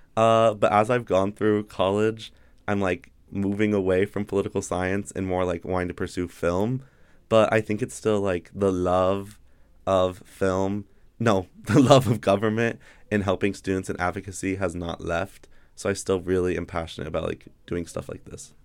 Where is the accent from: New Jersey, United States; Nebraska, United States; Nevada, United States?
Nevada, United States; Carson City; I'm from Carson City, Nevada.